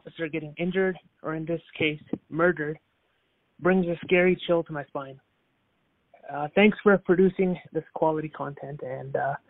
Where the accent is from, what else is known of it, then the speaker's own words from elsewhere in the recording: Calgary, Alberta, Canada; moved away as an adult; now in Leicester, United Kingdom; I'm from Calgary, but I'm currently in Leicester, England, completing my law degree.